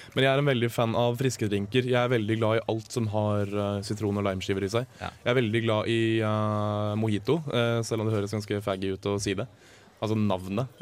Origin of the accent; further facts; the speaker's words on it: Oslo, Norway; Nå kommer jeg fra Oslo vest